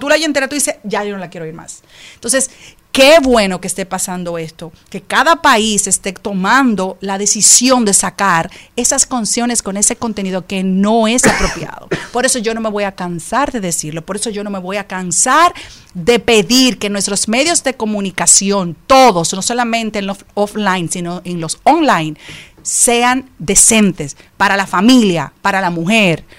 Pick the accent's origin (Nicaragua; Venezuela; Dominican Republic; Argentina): Dominican Republic; estaba en mi país